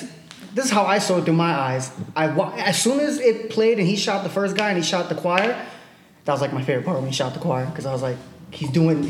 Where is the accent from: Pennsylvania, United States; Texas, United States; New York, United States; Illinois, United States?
New York, United States; New York City; I'm from the Bronx.